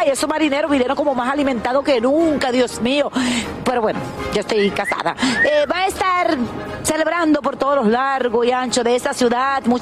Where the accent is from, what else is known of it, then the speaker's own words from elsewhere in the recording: Puerto Rico; soy de Puerto Rico.